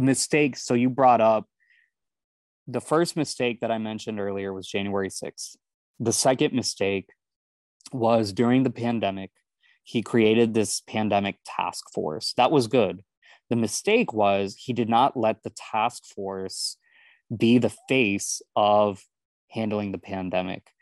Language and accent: English; Houston, Texas, United States; I grew up in Houston